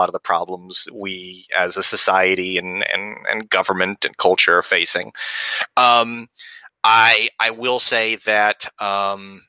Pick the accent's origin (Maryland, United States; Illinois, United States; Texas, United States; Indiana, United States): Texas, United States; West; I was born and raised in West Texas